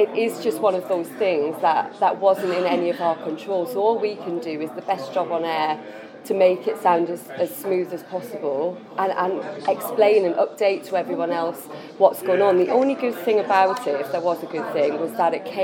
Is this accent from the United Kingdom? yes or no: yes; Newcastle upon Tyne, North East England, United Kingdom; moved away; also born or lived in Leeds / Manchester; I'm a Geordie girl